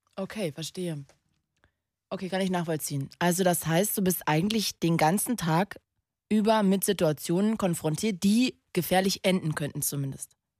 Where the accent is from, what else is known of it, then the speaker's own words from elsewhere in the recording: Magdeburg, Saxony-Anhalt, Germany; Ich komme doch aus Magdeburg. Das ist doch meine Heimat da bin ich geboren. Ich bin, ich bin ein Magdeburger Kind.